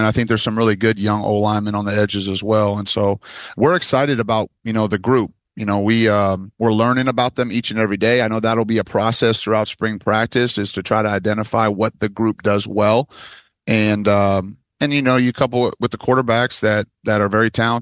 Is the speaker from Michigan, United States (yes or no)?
yes; Michigan, United States; moved away; I'm from Michigan